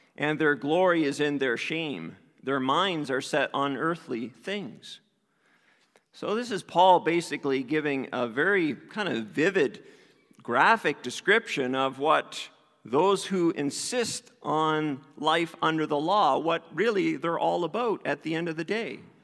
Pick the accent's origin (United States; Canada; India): Canada; East Coast; I grew up in the East Coast